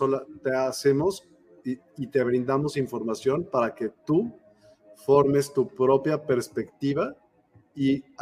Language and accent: Spanish; Mexico City, Mexico; Soy de Ciudad de México.